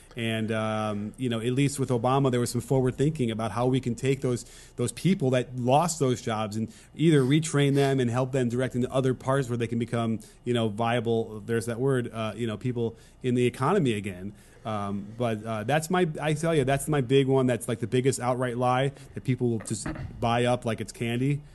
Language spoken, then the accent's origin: English; Illinois, United States; also born or lived in Wisconsin; I'm from, well, I'm Illinois